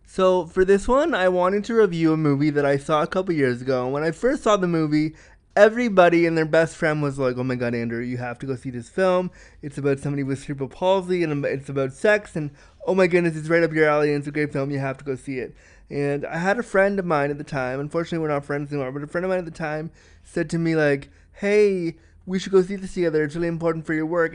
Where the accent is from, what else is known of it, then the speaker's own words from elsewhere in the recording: Toronto, Ontario, Canada; my hometown of Toronto